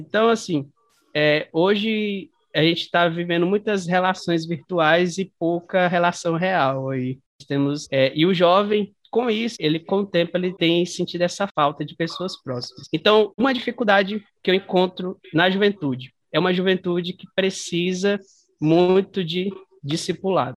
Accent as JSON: {"language": "Portuguese", "town": "Araguaína", "region": "Tocantins", "country": "Brazil", "tie": "born or raised there", "said": "sou nascida e crescida aí de Araguaína, Tocantins"}